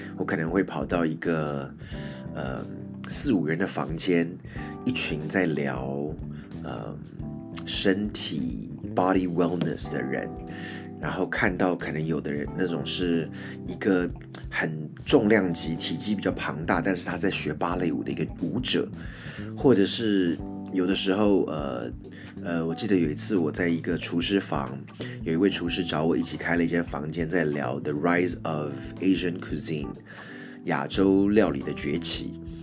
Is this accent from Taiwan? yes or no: yes; Taiwan; 我是从台湾来的